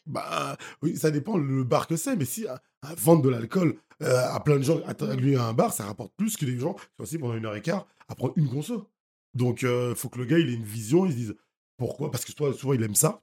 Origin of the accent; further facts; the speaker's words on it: Haiti; moved away; je suis haïtien, je vais tous les ans en Haïti